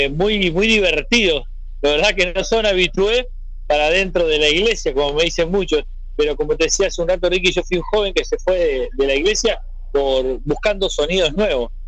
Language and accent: Spanish; Montevideo, Uruguay; es el cerro de Montevideo, es mi barrio donde yo nací